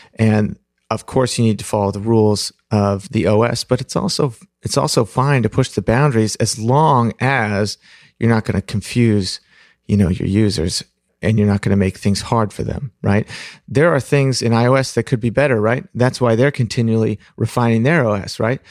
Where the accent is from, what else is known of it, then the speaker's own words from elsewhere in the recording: Pacific Northwest, United States; also born or lived in Fremont, California; I was born in Fremont, but when I was three, we moved up to the Pacific Northwest